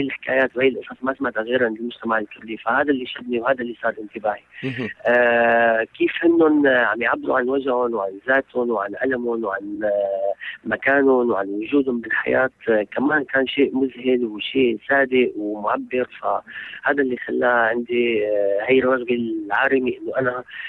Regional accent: Syria; انا شخص من سوريا

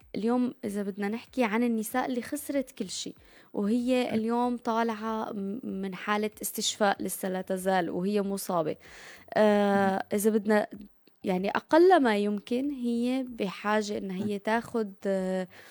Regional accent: Syria; now in Turkey; كسوريين وأتراك

